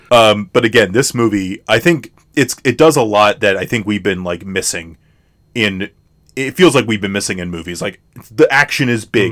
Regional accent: United States; as American viewers

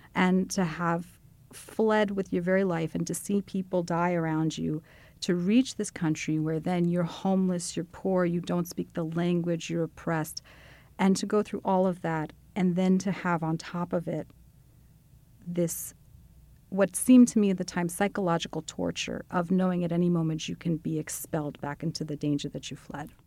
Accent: United States; as an American Jew who does not speak anything close to fluent Hebrew

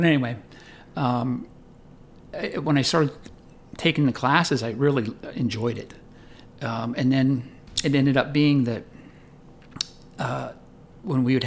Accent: Tarentum, Pennsylvania, United States; I grew up in a little town in Pennsylvania. It's called Tarentum

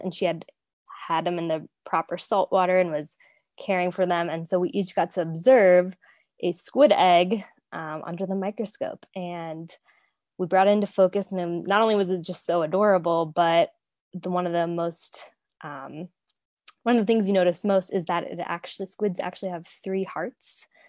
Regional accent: Florida, United States; I grew up in Florida, so I got the opportunity to take a marine biology class in high school

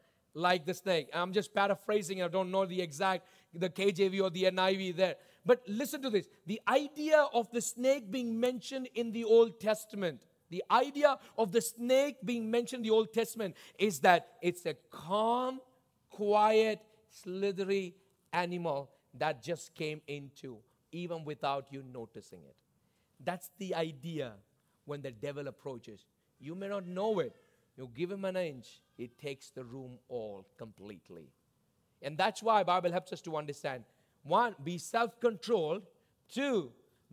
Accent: South India, India; I grew up in the tropics. I grew up in South India

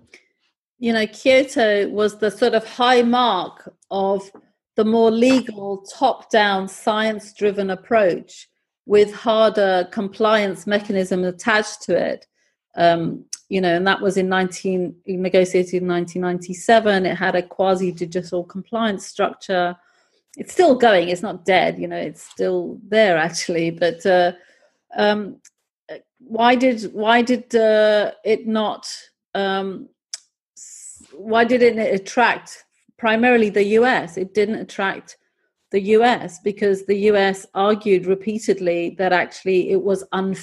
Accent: United Kingdom; accent: British; also born or lived in Pakistan; I'm originally Pakistani. I often wear my Pakistani clothes. And so, and I've grown up in Britain. I have a great, you know, I have a British accent

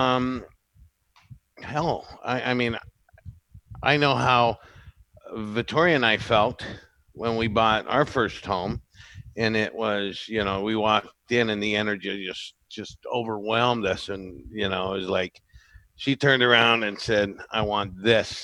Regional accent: Santa Barbara, California, United States; I was born and raised here

